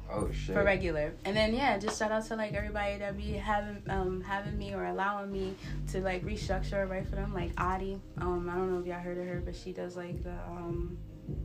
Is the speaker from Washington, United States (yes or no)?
no; Massachusetts, United States; I'm from Massachusetts.